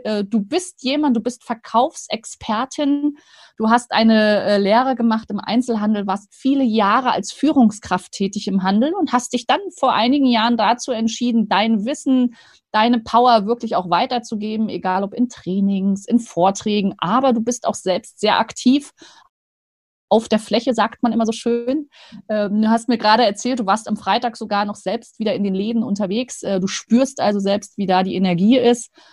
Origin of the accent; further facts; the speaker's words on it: Rostock, Mecklenburg-Vorpommern, Germany; now in Stuttgart, Germany; Ich als altes Nordlicht